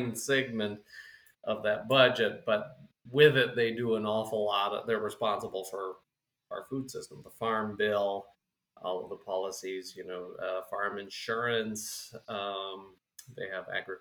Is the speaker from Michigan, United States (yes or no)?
no; Minnesota, United States; now in South Dakota, United States; Minnesota originally, and now we're based in South Dakota.